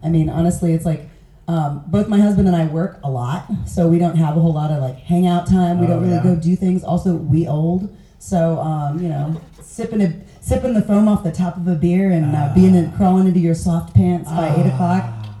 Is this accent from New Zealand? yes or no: no; Kansas City, Missouri, United States; Kansas City, Missouri.